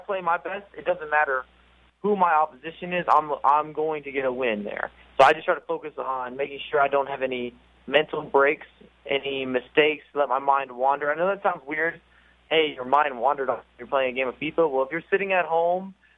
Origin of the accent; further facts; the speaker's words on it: Houston, Texas, United States; I'm from Houston